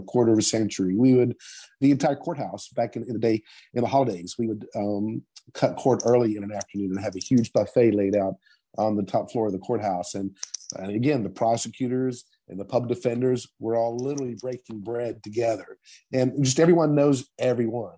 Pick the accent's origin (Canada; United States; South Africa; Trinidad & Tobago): United States; Madison, West Virginia; it, it was always the plan to come back home. Um, I, am very proud of my hometown, and I have definite strong roots here. So the, plan was always to come back uh, to Madison, to the Danville area, and, and to practice here in, Boone County